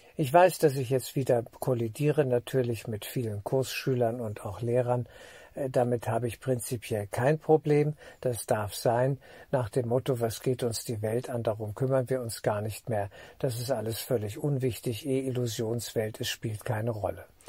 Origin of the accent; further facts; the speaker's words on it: Germany; als Deutscher für Deutschland